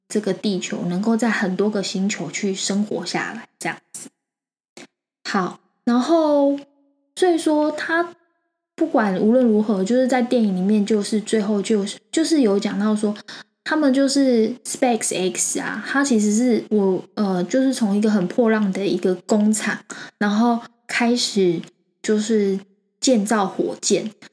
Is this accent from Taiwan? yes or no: yes; Taiwan; 我们台湾人啊，还蛮害怕失败的